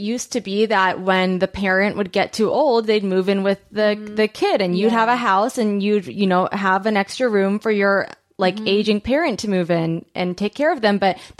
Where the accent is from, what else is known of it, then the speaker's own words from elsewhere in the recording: Long Beach, California, United States; I'm from Long Beach.